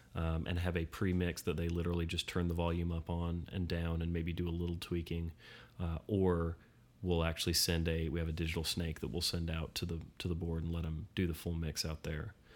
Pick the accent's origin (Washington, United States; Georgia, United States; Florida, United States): Florida, United States; Florida, my home state